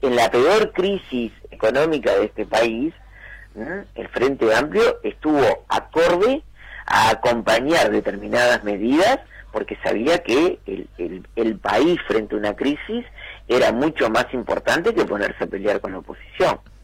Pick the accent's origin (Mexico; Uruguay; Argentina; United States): Uruguay; Soca y Rivera, Montevideo; Yo me mudé a los 5 o 6 años a Soque Rivera, muy cerquita del Club Atlético Tabaré, y bueno, eh, crecí